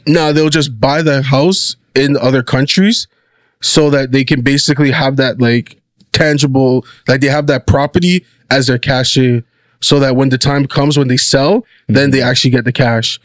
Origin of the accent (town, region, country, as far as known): Canada